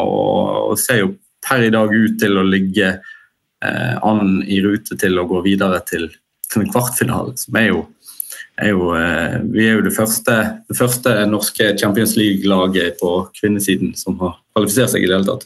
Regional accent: Bergen, Vestland, Norway; som bergensere så tenker vi ofte at vi sitter liksom i vår egen boble

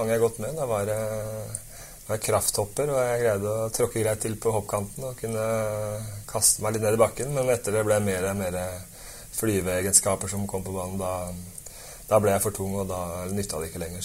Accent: Kolbotn, Akershus, Norway; also born or lived in Lillestrøm / England; jeg er fra Kolbotn, vokste opp der og har spilt fotball der til, uh, fra jeg var seks til jeg var 19

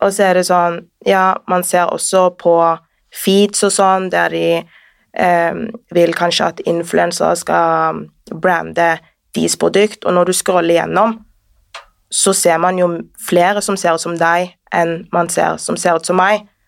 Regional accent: Sandnes, Rogaland, Norway; also born or lived in Northern Norway; now in Oslo, Norway; født i Nord-Norge. Oppvokst i Sandnes, bor nå her i Oslo

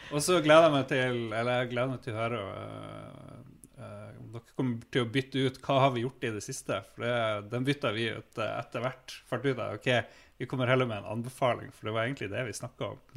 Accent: Stavanger, Rogaland, Norway; accent: Stavanger dialect; det der er Stavanger-dialekta mi

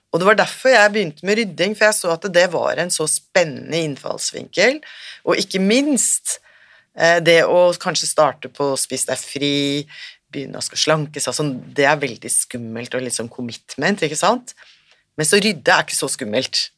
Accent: Norway; moved away as an adult; also born or lived in Sri Lanka; kommer jeg fra Norge

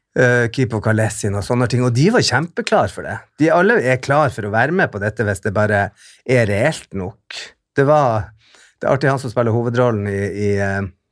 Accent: Bodø, Nordland, Norway; moved away; also born or lived in England; hjembyen min

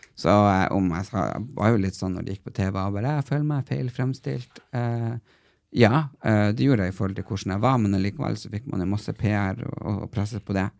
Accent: Tysfjord, Nordland, Norway; jeg er fra Tysfjorden

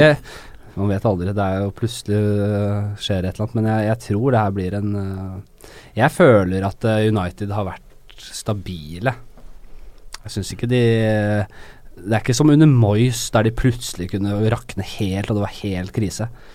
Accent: Norway; jeg er fra Norge

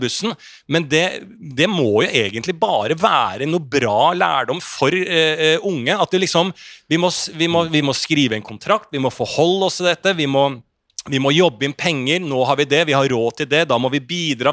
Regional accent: Bærum, Akershus, Norway; jeg vokste opp i Bærum

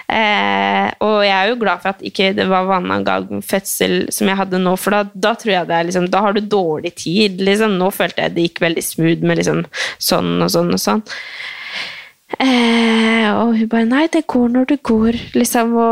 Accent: Oslo, Norway; born there; Eh, jeg er født på Ullevål, altså, så det var jo ikke bare sånn at folk skjønner det.

